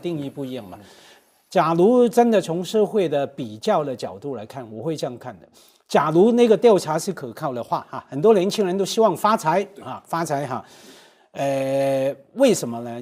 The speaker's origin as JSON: {"language": "Chinese", "country": "Hong Kong", "said": "我就觉得作为一个香港人，我就很嫉妒"}